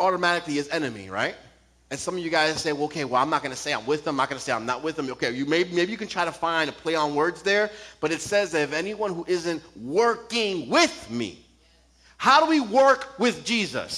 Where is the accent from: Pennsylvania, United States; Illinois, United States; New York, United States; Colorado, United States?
New York, United States; I'm from New York